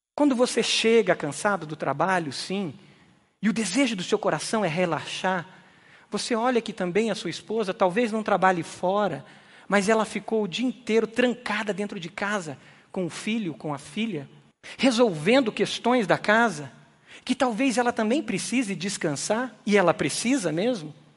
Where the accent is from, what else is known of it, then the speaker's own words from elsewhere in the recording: Brazil; Nós, como brasileiros